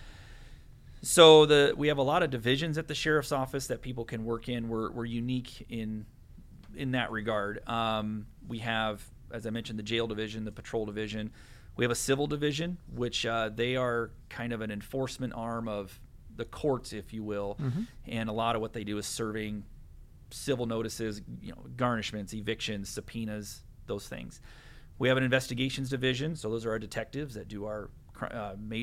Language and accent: English; Downey, Iowa, United States; I actually grew up in rural Cedar County in the little town of Downey